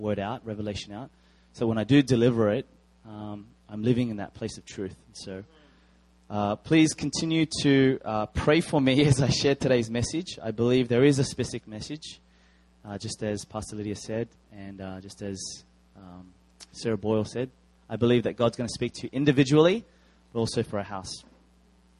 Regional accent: Australia; I am Korean Australian.

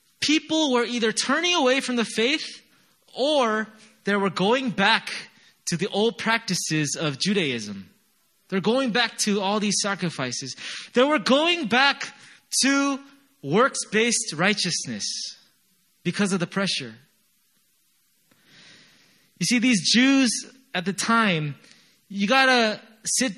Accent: United States; moved away; I'm from America

